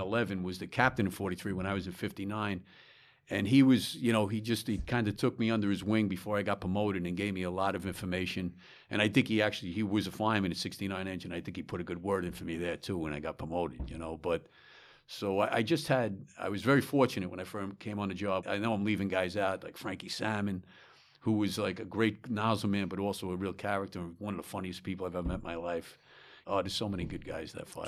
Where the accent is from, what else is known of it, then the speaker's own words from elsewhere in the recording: Smithtown, New York, United States; also born or lived in Bronx, New York; I was born in the Bronx, and shortly, uh, thereafter, maybe when I was young, we moved out to Long Island, to Smithtown, Long Island